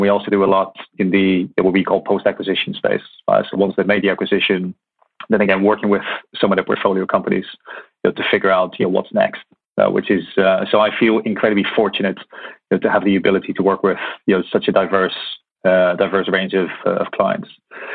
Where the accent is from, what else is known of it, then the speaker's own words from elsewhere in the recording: Netherlands; moved away as an adult; also born or lived in Hong Kong / Middle East; now in London, United Kingdom; So I was born in Holland